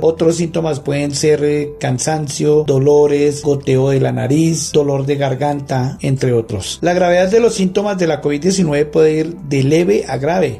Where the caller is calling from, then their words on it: Bogotá, Colombia; Saludos desde Bogotá, Colombia